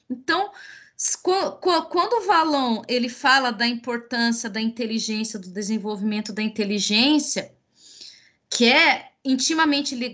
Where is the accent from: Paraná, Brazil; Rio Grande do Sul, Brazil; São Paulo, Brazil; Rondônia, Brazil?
Paraná, Brazil; sou paranaense. Mas a minha mãe é mineira.